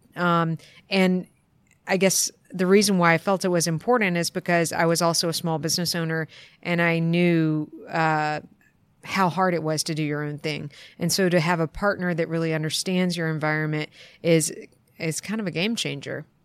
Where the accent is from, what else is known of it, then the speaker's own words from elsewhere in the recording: East Coast of the U.S., United States; moved away as an adult; now in Portland, United States; I grew up on the East Coast of the U.S. and um, moved to Portland 15 years ago